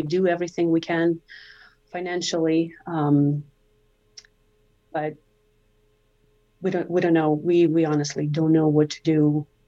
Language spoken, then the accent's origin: English; near Cherkasy, Cherkasy Oblast, Ukraine; also born or lived in Burundi; now in United States; I was born and raised in central part of Ukraine, closer to Cherkasy, I then spent a lot of years in Burundi, Africa, so I kind of traveled between both. But Ukraine is definitely home.